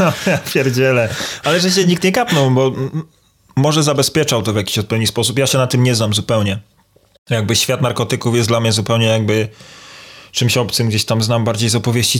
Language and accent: Polish; Toruń, Kuyavian-Pomeranian Voivodeship, Poland; jestem z Torunia